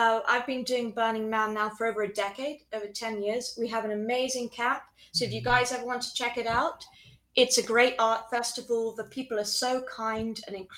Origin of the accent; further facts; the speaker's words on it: Chobham, South East England, United Kingdom; moved away as an adult; also born or lived in Guildford / Colorado; now in United States; I grew up in Chobham, but I was born in Guildford. So all still Surrey.